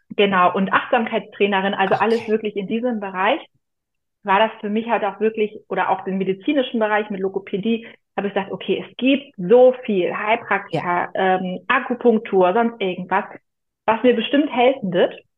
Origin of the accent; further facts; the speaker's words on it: near Büsum, Schleswig-Holstein, Germany; Ich komme aus Schleswig-Holstein in der Nähe von Büsum, direkt am Meer